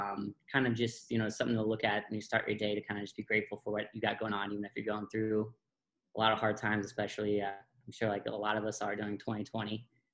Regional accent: Boulder, Colorado, United States; moved away as an adult; also born or lived in San Diego, California; now in Las Vegas, United States; originally from Boulder, Colorado.

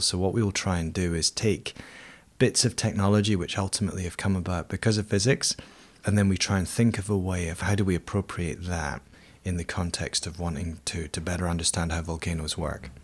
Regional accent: Edinburgh, Scotland, United Kingdom; I grew up in Edinburgh, in Scotland, which is a city built on seven volcanoes.

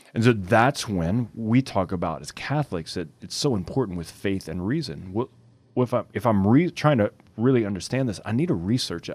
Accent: Cajun, Louisiana, United States; we're Cajun

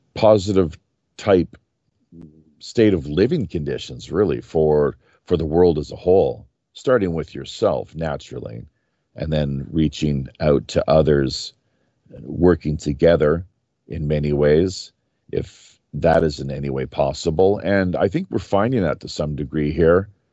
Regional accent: Canada; moved away as an adult; now in South Korea; growing up in Canada

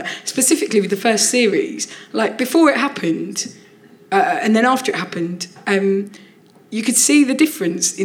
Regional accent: Orpington, London, United Kingdom; where I grew up in Orpington

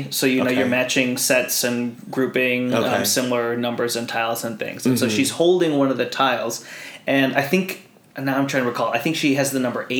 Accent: United States; first language Tagalog; So I was born and raised in the States.

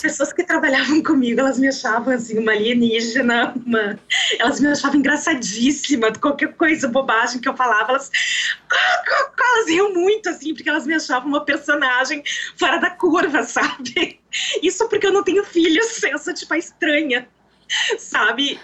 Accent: Santa Rosa, Rio Grande do Sul, Brazil; moved away as an adult; now in Campo Grande, Brazil; eu nasci em Santa Rosa, no Rio Grande do Sul, eu tenho 40 anos e eu estou morando em Campo Grande, no Mato Grosso do Sul

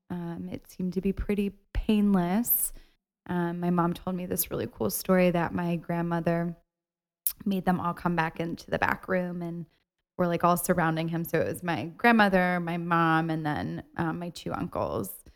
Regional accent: Ohio, United States; moved away; I went home this weekend to see my family in Ohio

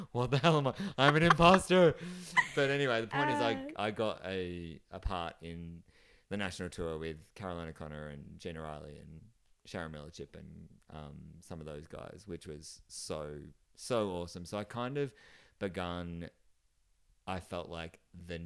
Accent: Geelong, Victoria, Australia; now in Melbourne, Australia; And I live in Melbourne, and I'm originally from Geelong, just outside of Melbourne.

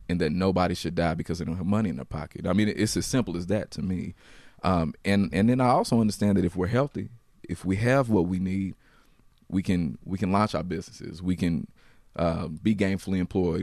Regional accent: Louisville, Kentucky, United States; I grew up in Louisville, so I, I grew up in the west

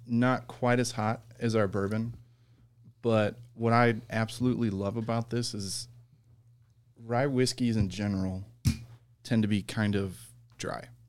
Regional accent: Iowa, United States; my hometown distillery

